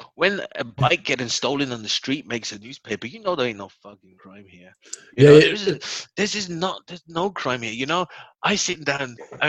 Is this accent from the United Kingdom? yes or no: no; Germany; That's a heavy punishment. We say that because we're from Germany, okay?